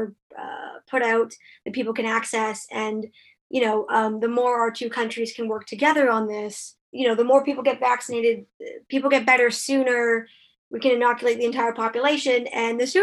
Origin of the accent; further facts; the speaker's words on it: Canada; also born or lived in Ottawa; I'm Canadian